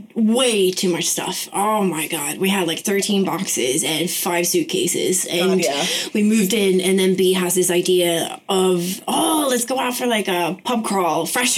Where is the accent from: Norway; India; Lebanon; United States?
Norway; Yeah, I'm from Norway and I just turned 26.